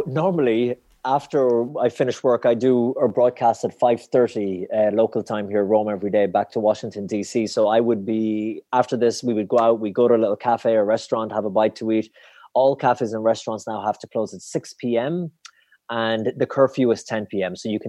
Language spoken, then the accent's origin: English; Ireland; it was so interesting as an Irish person